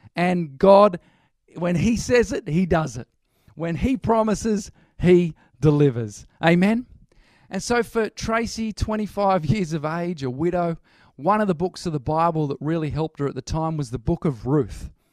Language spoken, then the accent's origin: English; Newcastle, New South Wales, Australia; moved away as an adult; now in Birmingham, United Kingdom; originally, we're from Newcastle.